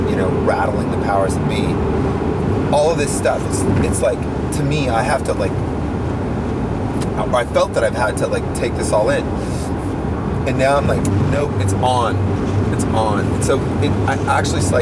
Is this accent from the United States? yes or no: yes; California, United States; also born or lived in Milwaukee; I was born in California, and then I went to Milwaukee for the first 3 years of my life